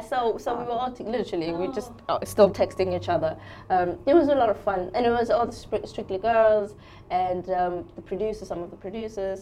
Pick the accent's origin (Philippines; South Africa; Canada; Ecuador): South Africa; moved away as an adult; also born or lived in England; I'm, I'm born and raised in South Africa until I was 20, and then I left home.